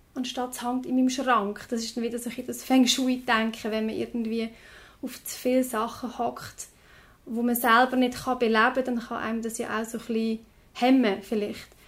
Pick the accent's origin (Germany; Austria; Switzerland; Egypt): Switzerland; Lucerne; jetzt bei uns in Luzern